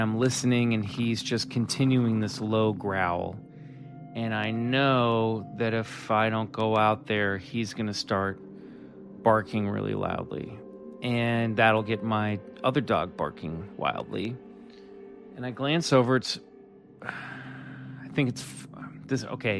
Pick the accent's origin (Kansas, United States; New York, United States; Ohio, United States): Kansas, United States; moved away; my good buddy that I grew up with back in Kansas